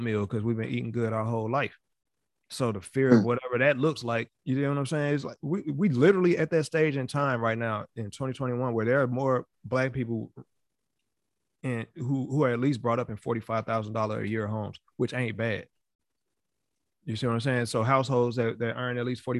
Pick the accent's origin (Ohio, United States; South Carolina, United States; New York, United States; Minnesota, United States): New York, United States; my hometown. You know what I'm saying? In New York